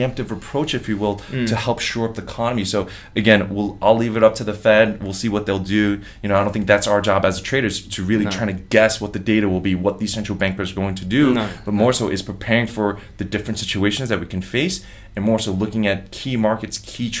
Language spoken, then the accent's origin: English; New York, United States; I'm from New York